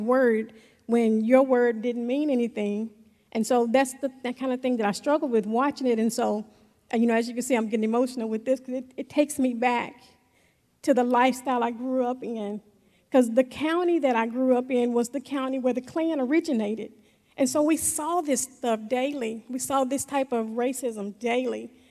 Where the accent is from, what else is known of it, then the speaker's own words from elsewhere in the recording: the South, United States; growing up in the South